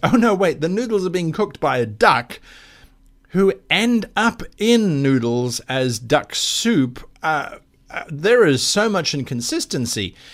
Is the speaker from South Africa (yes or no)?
yes; South Africa; the Kalahari Desert in my home country of South Africa